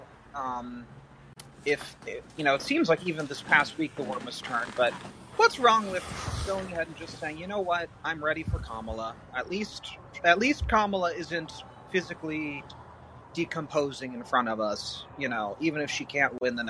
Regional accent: California, United States; I'm from California

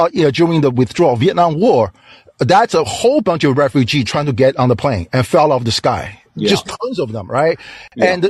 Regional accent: China; English is a second language; now in United States; I'm from China

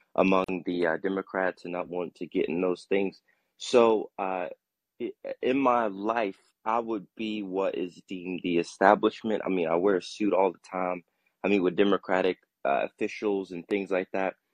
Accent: Durham, North Carolina, United States; now in Charlotte, United States; I'm from North Carolina. Uh, so Durham. And uh, no, I, I'm I'm in Charlotte

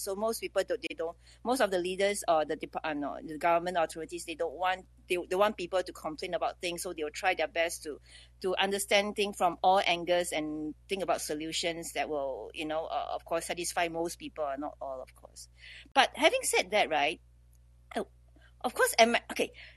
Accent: Singapore; I'm from Singapore

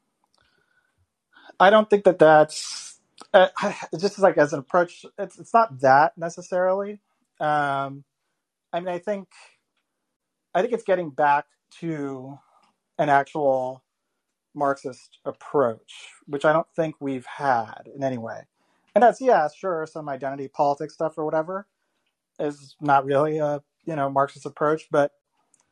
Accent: Florida, United States; I grew up in Florida

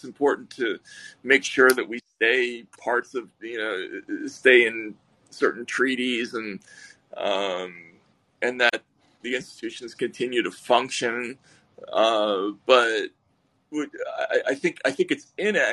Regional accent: Boston, Massachusetts, United States; we're both from Boston. We have some shared roots.

